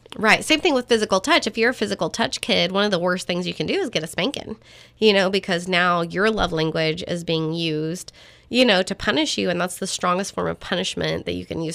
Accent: Texas, United States; I'm not ashamed that I'm a Texan

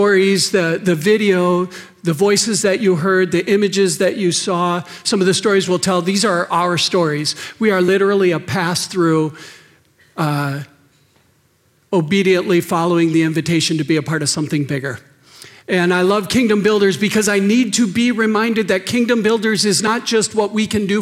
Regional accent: Wisconsin, United States; moved away; I grew up in Wisconsin.

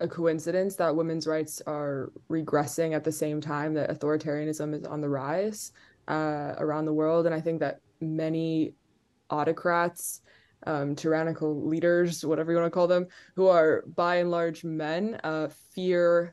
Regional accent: Qatar; I grew up in Qatar

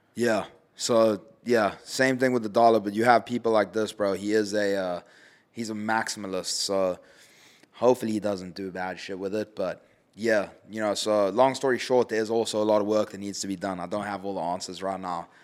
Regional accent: South Africa; It's my home country.

